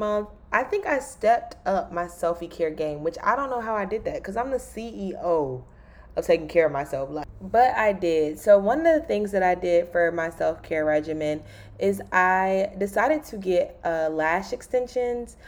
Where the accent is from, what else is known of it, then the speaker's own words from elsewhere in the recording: Raleigh, North Carolina, United States; moved away; Raleigh is my hometown.